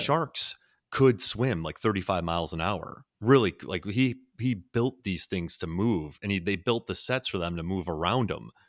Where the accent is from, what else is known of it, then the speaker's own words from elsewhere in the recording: Florida, United States; I'm from Florida